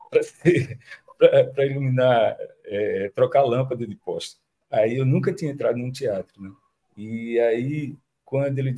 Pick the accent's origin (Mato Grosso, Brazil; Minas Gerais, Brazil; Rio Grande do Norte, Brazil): Rio Grande do Norte, Brazil; Natal; eu sou de Natal, aqui o estado vizinho, na verdade, Rio Grande do Norte, mas eu me sinto paraibano já desde muito tempo, né?